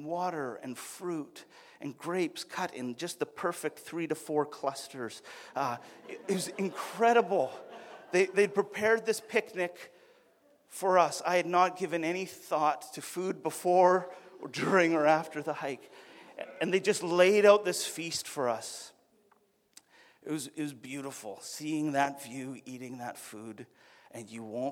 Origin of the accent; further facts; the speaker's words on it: Alberta, Canada; I'm from Alberta